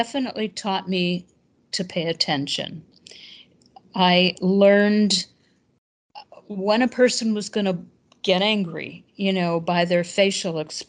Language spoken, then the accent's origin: English; Chicago, Illinois, United States; moved away as an adult; also born or lived in Madison, Wisconsin; I was born and raised in Chicago.